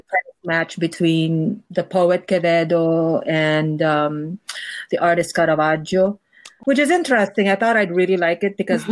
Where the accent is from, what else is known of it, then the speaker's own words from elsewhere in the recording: Philippines; moved away as an adult; now in New York, United States; my being a Filipino in the United States